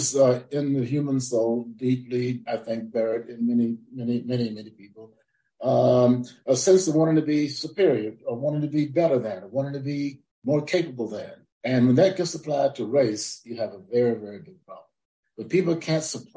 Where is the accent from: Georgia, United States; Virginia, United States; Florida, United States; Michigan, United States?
Florida, United States; having been a Black person growing up in Florida